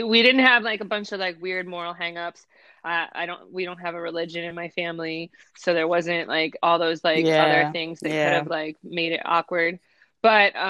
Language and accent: English; Cincinnati, Ohio, United States; I grew up in Cincinnati